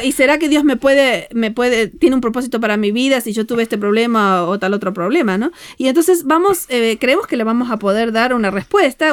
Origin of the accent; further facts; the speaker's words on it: Argentina; moved away; venimos de Argentina